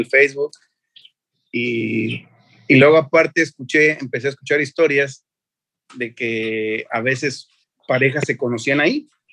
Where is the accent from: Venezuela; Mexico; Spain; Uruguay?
Mexico; para que vieran que era mexicano